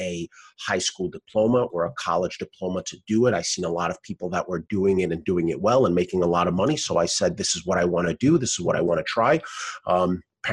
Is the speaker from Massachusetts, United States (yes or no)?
no; New York City, New York, United States; I am from Brooklyn, New York, born and raised